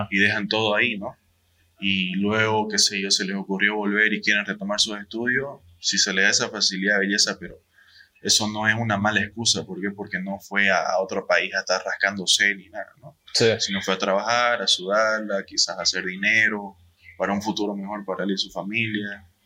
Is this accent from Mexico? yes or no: yes; Mexico; Vamos a hablar como mexicano